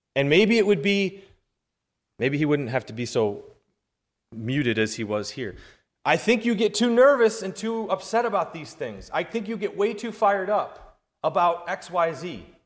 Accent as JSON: {"language": "English", "region": "New York", "country": "United States", "said": "I'm from New York"}